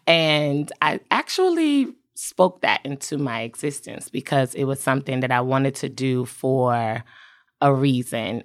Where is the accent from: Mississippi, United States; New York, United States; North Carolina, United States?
North Carolina, United States; also born or lived in Southeast Washington, D.C.; North Carolina with my mom, but I spent my summers and my holidays in D C